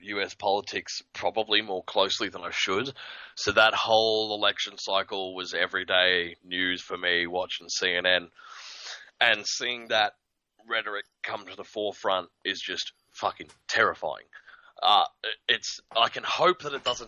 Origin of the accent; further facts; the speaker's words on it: Australia; being Australian for a lot of my early life